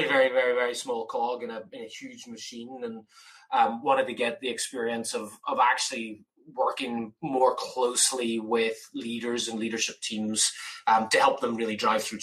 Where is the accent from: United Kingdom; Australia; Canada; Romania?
United Kingdom; Belfast, Northern Ireland; moved away as an adult; also born or lived in Massachusetts; now in Laguna Beach, United States; growing up in Belfast, where it rained every single day